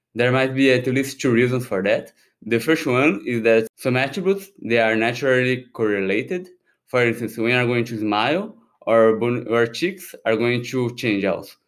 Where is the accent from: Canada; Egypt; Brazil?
Brazil; moved away as an adult; now in Paris, France; I'm originally from Brazil, although I have these Japanese names